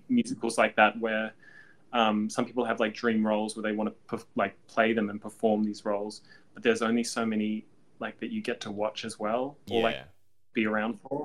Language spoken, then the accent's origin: English; Canberra, Australian Capital Territory, Australia; moved away as an adult; also born or lived in Melbourne; build a career here in Australia from growing up in Canberra